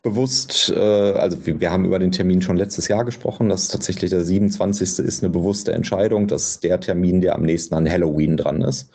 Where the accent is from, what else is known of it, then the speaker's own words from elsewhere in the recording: Bochum, North Rhine-Westphalia, Germany; Ich komme ja aus Bochum